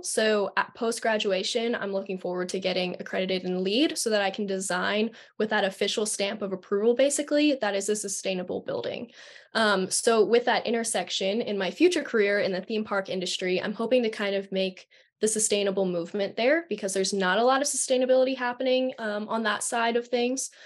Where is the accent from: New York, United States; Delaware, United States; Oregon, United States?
Delaware, United States; I'm from Delaware